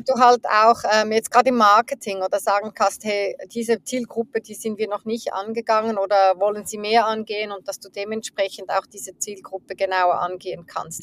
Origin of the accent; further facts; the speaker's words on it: Zurich, Switzerland; ich bin in der Schweiz, in, in Zürich aufgewachsen, ähm, in der Nähe, äh, teils in der Nähe von Zürich